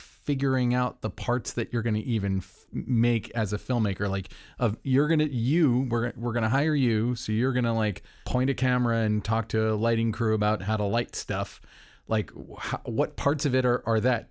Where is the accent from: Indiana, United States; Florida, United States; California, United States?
Florida, United States; Orlando; I'm from Orlando